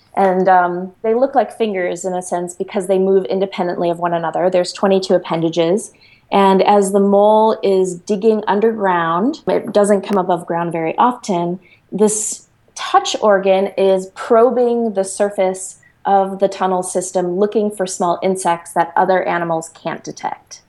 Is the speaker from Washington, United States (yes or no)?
no; Chicago, Illinois, United States; I grew up in Chicago in the inner city and went to public school.